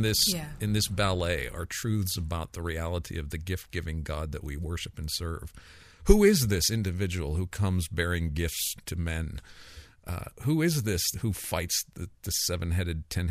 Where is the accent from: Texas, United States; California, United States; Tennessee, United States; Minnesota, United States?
California, United States; Palo Alto; I grew up in Palo Alto, California